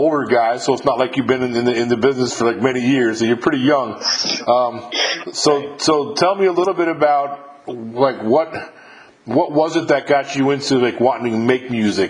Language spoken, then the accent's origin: English; New York, United States; moved away; I'm originally from New York